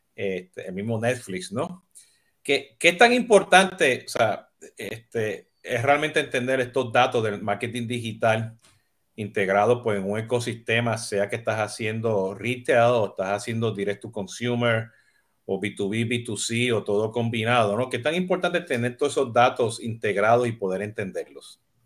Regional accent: Puerto Rico; now in Miami, United States; siendo boricua

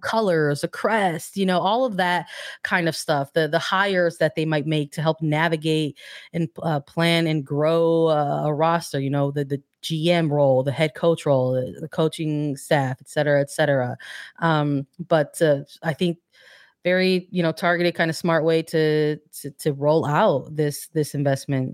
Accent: Midwest, United States; a Midwesterner

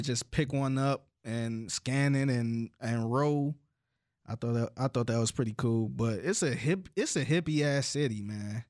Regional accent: Cleveland, Ohio, United States; growing up in Cleveland

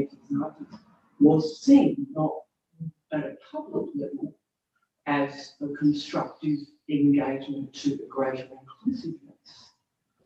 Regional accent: Australia; my experience growing up with Anzac Day as an Australian woman

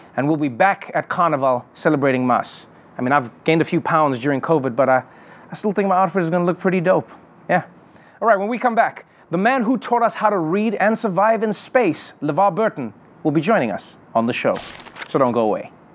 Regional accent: South Africa; as a South African

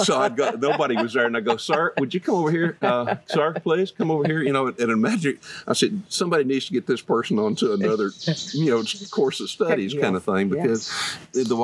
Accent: Texas, United States; I am from Texas, and I'm very proud of that fact

